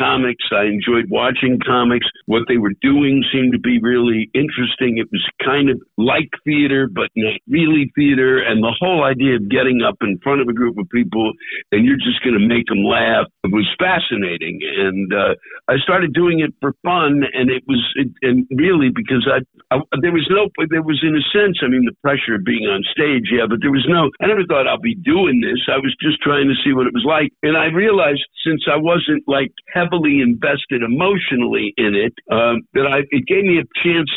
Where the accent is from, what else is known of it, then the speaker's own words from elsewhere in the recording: Silver Spring, Maryland, United States; moved away as an adult; also born or lived in Washington, D.C. / North Carolina; I was born in D.C., but I was raised in Silver Spring, Maryland, which is just outside of D.C., and went to school there.